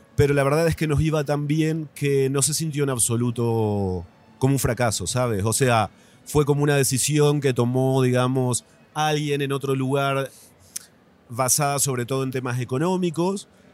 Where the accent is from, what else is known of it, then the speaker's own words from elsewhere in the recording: Paraná, Entre Ríos, Argentina; moved away as an adult; also born or lived in Rosario, Argentina / Asunción, Paraguay; now in Mexico City, Mexico; yo soy de Paraná también, de, del litoral, de la capital de Entre Ríos.